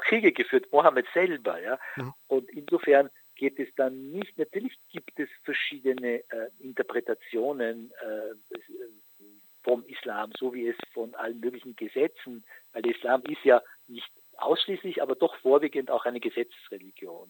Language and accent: German; Austria; bei uns in Österreich